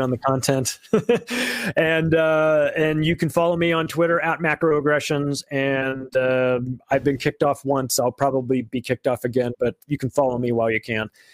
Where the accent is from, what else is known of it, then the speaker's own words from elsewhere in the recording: United States; I'm an American